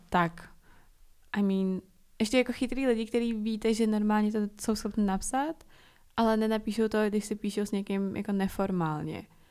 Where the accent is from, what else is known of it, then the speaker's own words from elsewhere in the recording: Czechia; jsem se narodila tady